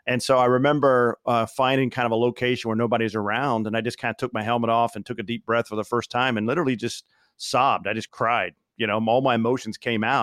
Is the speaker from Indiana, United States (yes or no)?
yes; Bloomington, Indiana, United States; I grew up in Indiana